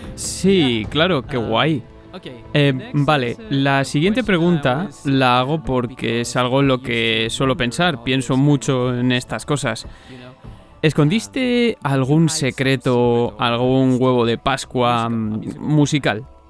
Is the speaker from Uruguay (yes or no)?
no; Spain; sigo siendo español